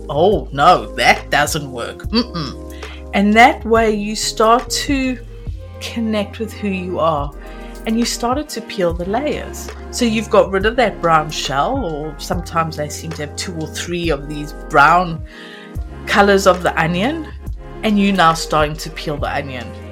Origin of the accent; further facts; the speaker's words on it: South Africa; I grew up in South Africa and um, absolutely loved growing up in there